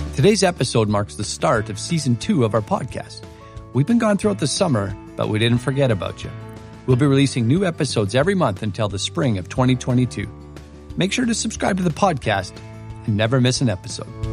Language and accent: English; Saskatchewan, Canada; moved away; I was a flatlander from Saskatchewan back then